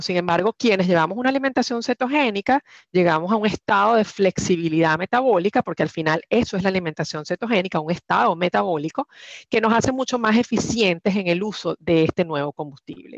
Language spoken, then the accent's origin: Spanish; Venezuela; now in Houston, United States; soy venezolana, tengo 20 años fuera de Venezuela, en eh, Houston los últimos 14